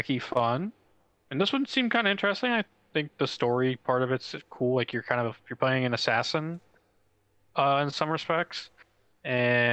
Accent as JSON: {"language": "English", "region": "the South", "country": "United States", "said": "I am from the South"}